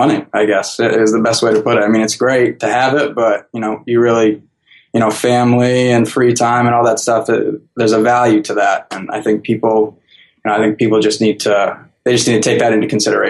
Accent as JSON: {"language": "English", "region": "Maine", "country": "United States", "tie": "born or raised there", "said": "Born and raised in Maine, lived there my whole life. Actually grew up on the water."}